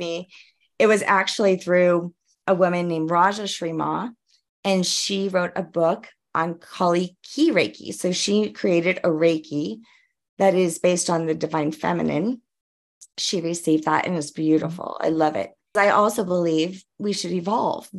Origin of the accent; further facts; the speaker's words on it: New Orleans, Louisiana, United States; now in Colorado, United States; I'm originally from New Orleans